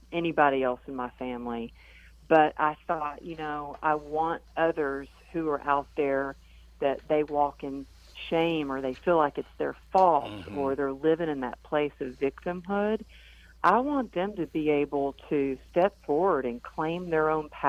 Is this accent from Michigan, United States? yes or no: no; Texas, United States; growing up in Texas where we had sayings like, suck it up, cowgirl up, get her done